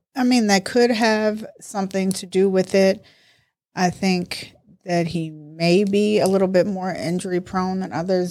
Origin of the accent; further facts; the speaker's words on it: Baltimore, Maryland, United States; also born or lived in New York; I was raised in Baltimore. Actually, I was raised in New York and Baltimore